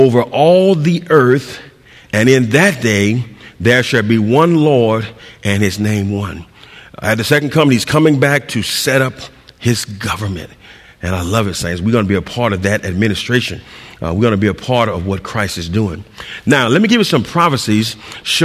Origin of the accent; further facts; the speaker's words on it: San Diego, California, United States; I'm from San Diego